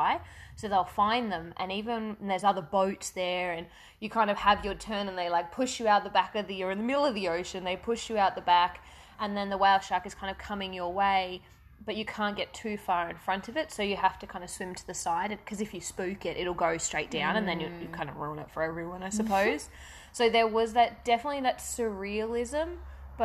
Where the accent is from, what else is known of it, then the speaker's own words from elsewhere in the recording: Perth, Western Australia, Australia; I grew up in Perth